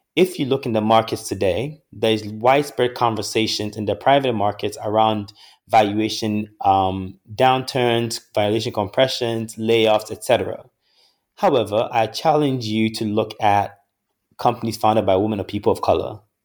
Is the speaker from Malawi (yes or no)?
no; Ghana; moved away; a boy born and raised in Ghana, who has had the opportunity to live abroad and study in various places